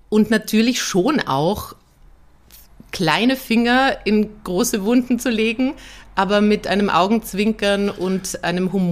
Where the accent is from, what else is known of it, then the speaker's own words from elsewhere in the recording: Vienna, Austria; also ein Kind und eine Familie, das will ich in Wien, in meiner Heimatstadt